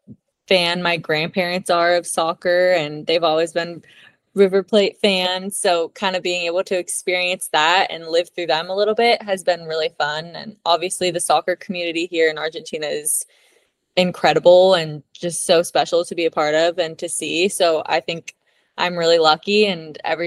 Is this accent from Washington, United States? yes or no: no; Beaverton, Oregon, United States; moved away; I grew up in the United States. I lived there my whole life. I'm from Beaverton, Oregon